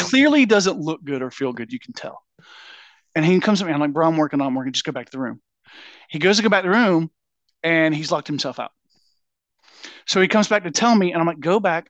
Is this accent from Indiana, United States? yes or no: no; Georgia, United States; we grew up in Georgia